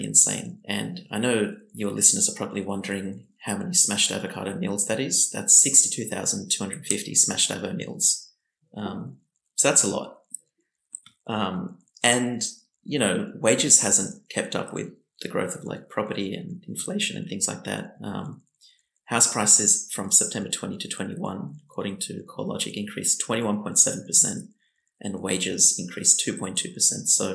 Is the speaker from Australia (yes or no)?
yes; Blacktown, New South Wales, Australia; we grew up in Blacktown